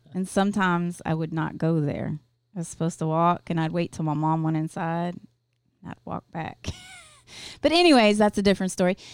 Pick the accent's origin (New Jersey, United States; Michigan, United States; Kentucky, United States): Kentucky, United States; Louisville; I went to a parochial school 'cause I'm from Louisville, Kentucky